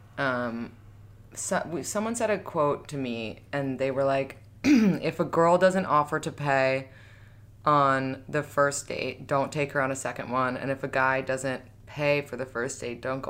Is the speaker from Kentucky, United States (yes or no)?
no; New York, United States; We're just from New York.